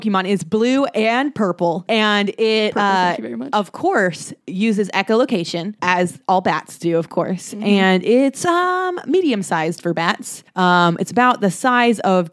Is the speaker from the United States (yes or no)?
yes; United States; As an American